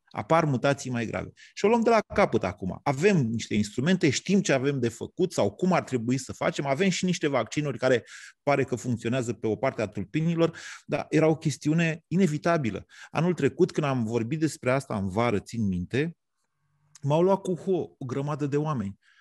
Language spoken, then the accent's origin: Romanian; Romania; noi românii